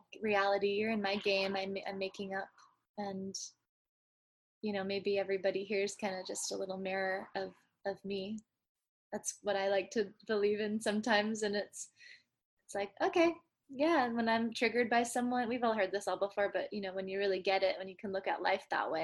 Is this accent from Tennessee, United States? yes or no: no; San Francisco, California, United States; growing up in San Francisco